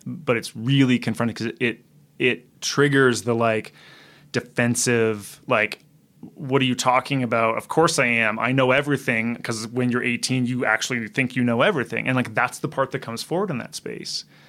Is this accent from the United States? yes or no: no; Canada; I'm Canadian